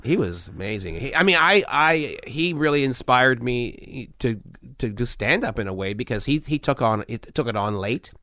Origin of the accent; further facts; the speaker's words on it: Canada; I'm Canadian.